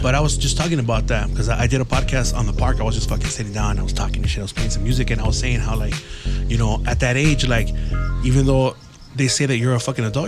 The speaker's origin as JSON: {"language": "English", "area": "San Gabriel Valley", "region": "California", "country": "United States", "tie": "born or raised there", "said": "I grew up here in the San Gabriel Valley"}